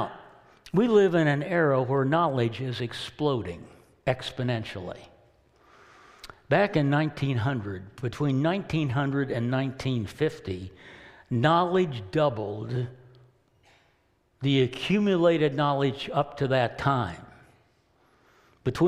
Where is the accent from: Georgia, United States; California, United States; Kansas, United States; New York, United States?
Kansas, United States; as a young boy growing up in Kansas